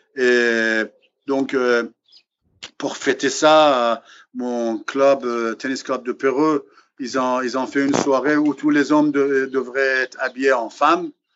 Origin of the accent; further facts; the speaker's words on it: Iran; now in France; depuis que j'ai quitté l'Iran